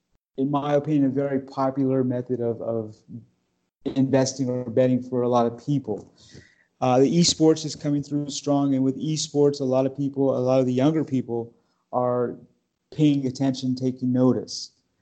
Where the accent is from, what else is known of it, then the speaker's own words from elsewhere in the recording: Los Angeles, California, United States; I was born in Los Angeles